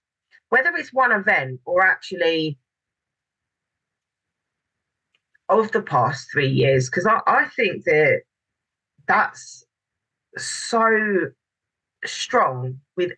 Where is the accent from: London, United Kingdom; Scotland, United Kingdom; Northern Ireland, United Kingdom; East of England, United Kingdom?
London, United Kingdom; I'm from London and we've still got so much greenery